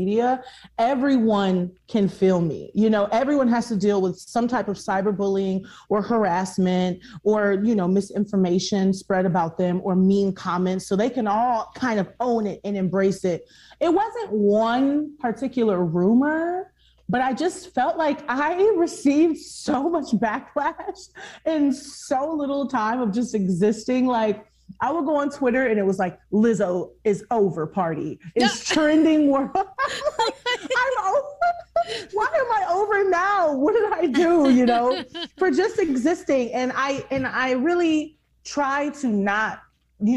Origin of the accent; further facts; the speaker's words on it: Houston, Texas, United States; I grew up in Houston where you walk outside and it's so humid